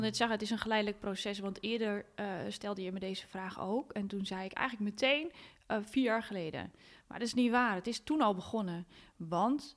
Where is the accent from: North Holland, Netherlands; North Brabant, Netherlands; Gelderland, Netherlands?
North Holland, Netherlands; Hoorn; Ik ben opgegroeid in Horen